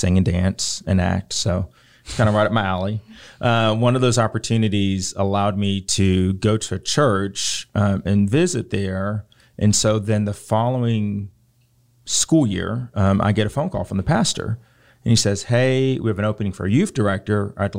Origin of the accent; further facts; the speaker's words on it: Richmond, Virginia, United States; So growing up, the city that I was born in Richmond, Virginia, is predominantly black, or at least was when I was there.